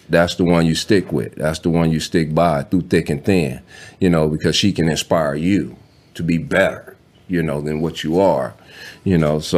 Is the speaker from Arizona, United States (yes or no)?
no; Los Angeles, California, United States; born and raised in South Central. Actually, born and brought right on, right on the street that I lived.